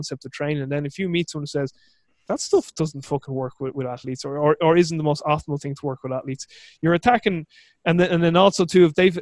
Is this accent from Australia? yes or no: no; Ireland; I'm Irish